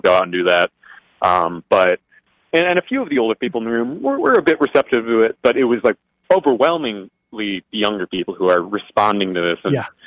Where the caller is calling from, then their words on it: Michigan, United States; from uh, West Michigan.